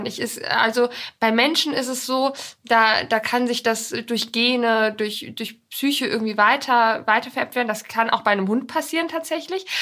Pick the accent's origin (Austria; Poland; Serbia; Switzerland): Poland; now in Germany; Da bin ich auch ganz viel groß geworden in Polen.